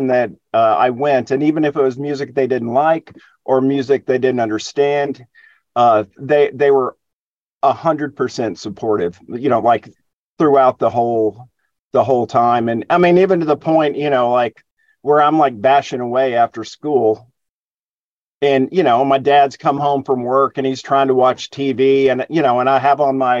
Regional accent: Plano, Texas, United States; also born or lived in Dallas, Texas / Austin, Texas; I was born in Dallas, but I was raised in the suburbs, a town called Plano.

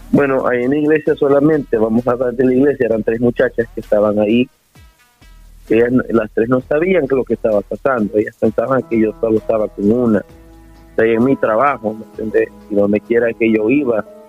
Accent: El Salvador; somos salvadoreños, ¿eh? nuestra cultura es importante

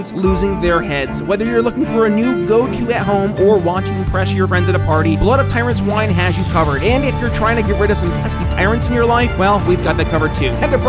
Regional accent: New York, United States; growing up in New York

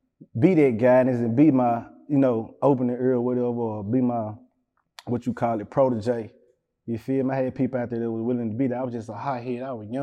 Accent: West Memphis, Arkansas, United States; I ain't never been outside my hometown.

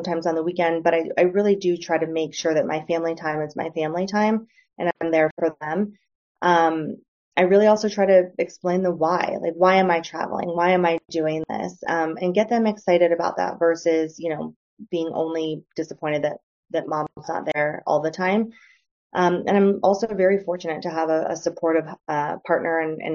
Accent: Northeast Ohio, United States; moved away as an adult; also born or lived in San Francisco; I grew up in a blue collar area in Northeast Ohio

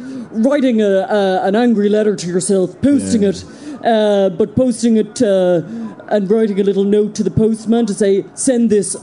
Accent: Tralee, Munster, Ireland; I grew up in Tralee.

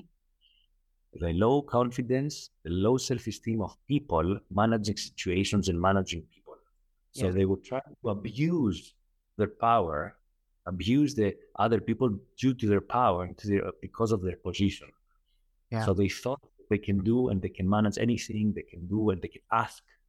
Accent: Athens, Attica, Greece; moved away as an adult; now in Doha, Qatar; I'm Greek originally, right? I was born in Athens, Greece, but I'm currently lived for like the last 10 years in Qatar, in Doha, Qatar

